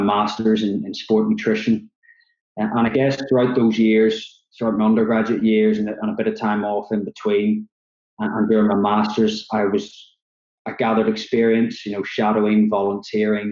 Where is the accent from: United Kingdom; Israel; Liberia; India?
United Kingdom; Belfast, Northern Ireland; moved away as an adult; also born or lived in Oxford / Liverpool; from the accent, you can probably tell I'm from Belfast in Northern Ireland originally